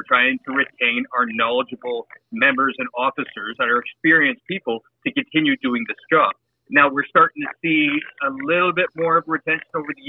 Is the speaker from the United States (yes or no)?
no; on the New York State border, Ontario, Canada; I grew up on the New York State border. We used to go over literally every single week.